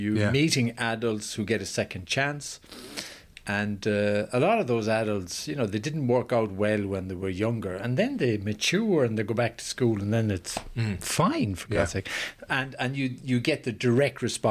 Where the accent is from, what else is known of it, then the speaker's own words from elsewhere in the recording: Sligo, Connacht, Ireland; moved away as an adult; also born or lived in Nigeria; now in Sweden; I left Ireland when I was 21